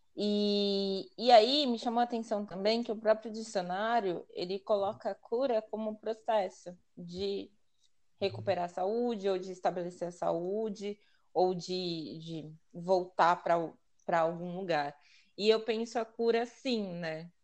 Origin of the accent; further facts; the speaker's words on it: São Paulo, Brazil; eu sou daqui de São Paulo, zona noroeste de São Paulo, mais conhecido como Pirituba